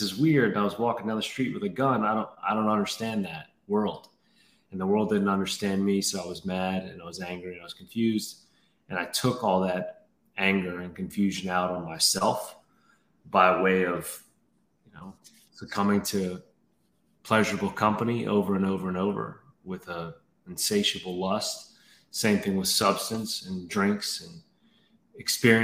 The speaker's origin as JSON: {"language": "English", "town": "New Orleans", "region": "Louisiana", "country": "United States", "tie": "born or raised there", "moved": "as an adult", "said": "I grew up in New Orleans. That's where I'm from, born and raised."}